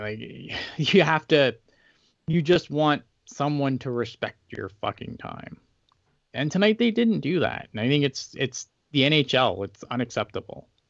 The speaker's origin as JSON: {"language": "English", "country": "Canada", "said": "I'm Canadian."}